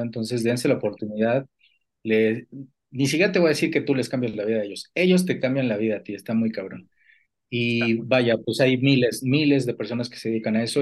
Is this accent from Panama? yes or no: no; Mexico City, Mexico; somos originarios de la Ciudad de México